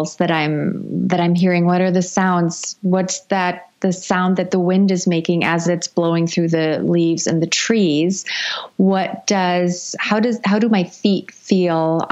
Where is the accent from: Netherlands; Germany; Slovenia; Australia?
Germany; moved away; I'm originally from Europe, from Germany